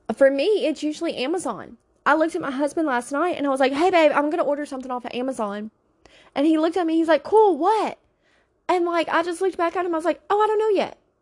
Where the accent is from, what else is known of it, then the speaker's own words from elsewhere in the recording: Louisiana, United States; now in Pennsylvania, United States; I'm from Louisiana